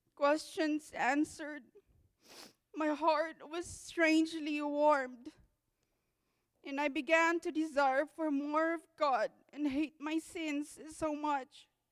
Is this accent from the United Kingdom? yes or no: no; Philippines; English is a second language; moved away; I'm a Filipino, so please be patient with my English